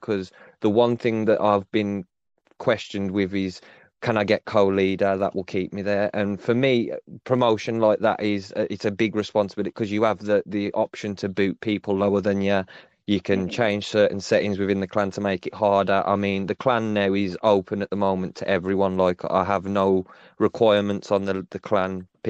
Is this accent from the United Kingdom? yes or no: yes; England, United Kingdom; obviously I'm from England, so it's different.